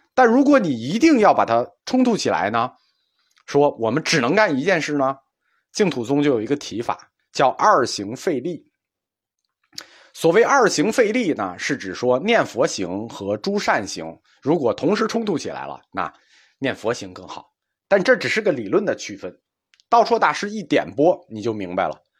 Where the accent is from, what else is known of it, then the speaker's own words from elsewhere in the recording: China; 我们中国人有一个两分法看问题